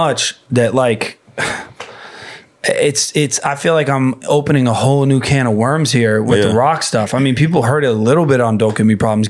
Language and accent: English; Fort Myers, Florida, United States; moved away as an adult; also born or lived in Los Angeles; I grew up in Fort Myers.